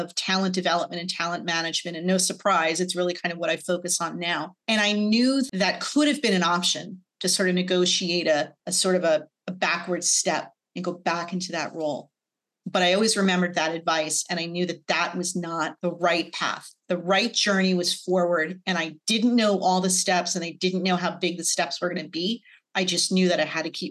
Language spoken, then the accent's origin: English; New Jersey, United States; I grew up in New Jersey